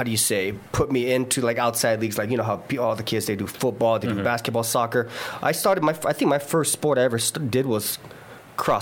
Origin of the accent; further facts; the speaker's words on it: Guam; born and raised in Guam.